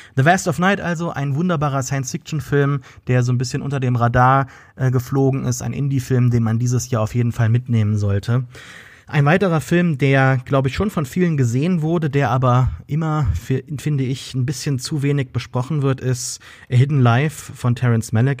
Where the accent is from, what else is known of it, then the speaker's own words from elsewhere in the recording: Germany; uns selbst als Deutsche